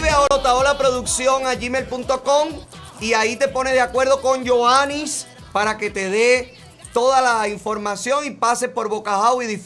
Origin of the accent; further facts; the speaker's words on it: Cienfuegos, Cuba; Somos de Cienfuegos.